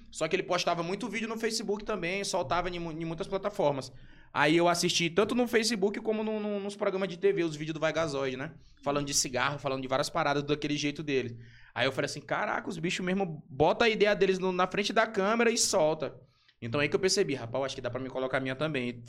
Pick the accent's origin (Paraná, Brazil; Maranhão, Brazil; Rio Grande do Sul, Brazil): Maranhão, Brazil; São Luís; also born or lived in São Paulo; Mas eu nasci aqui em São Luís do Maranhão. E nunca saí daqui, eu acho que nunca morei em. Ah, não, já morei, depois de adulto, morei um ano em São Paulo.